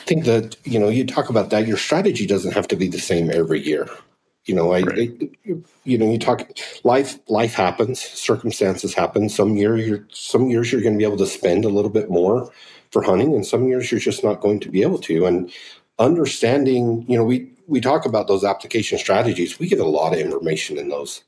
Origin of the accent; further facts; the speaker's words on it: Pavant, Utah, United States; I grew up on the Pavant in Utah